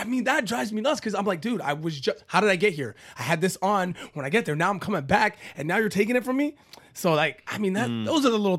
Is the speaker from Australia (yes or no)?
no; Canada; Thank God I'm Canadian